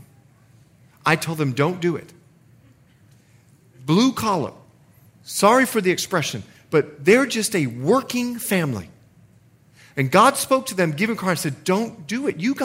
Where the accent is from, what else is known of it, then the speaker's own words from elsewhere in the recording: Bahamas; moved away as an adult; also born or lived in Montana; I'm from the Bahamas.